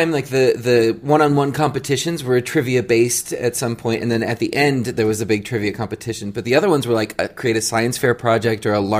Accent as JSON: {"language": "English", "region": "Wisconsin", "country": "United States", "also_born_or_lived": "Iowa / Japan", "moved": "as an adult", "lives_now": "Los Angeles, United States", "said": "I was originally from Wisconsin, went to school in Iowa by way of Japan"}